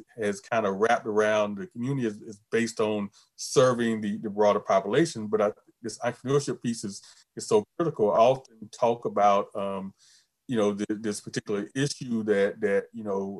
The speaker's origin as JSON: {"language": "English", "region": "Eastern North Carolina", "country": "United States", "tie": "born or raised there", "said": "I grew up here in Eastern North Carolina"}